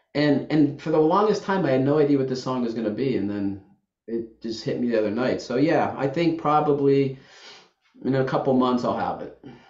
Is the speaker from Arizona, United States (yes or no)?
no; Youngstown, Ohio, United States; also born or lived in the South / Washington, D.C.; now in Saratoga Springs, United States; I grew up in Youngstown, Ohio